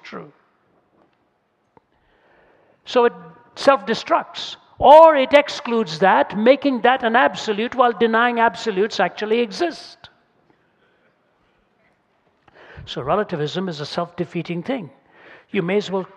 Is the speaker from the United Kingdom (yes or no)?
no; India; moved away; I come from India, speak two or three myself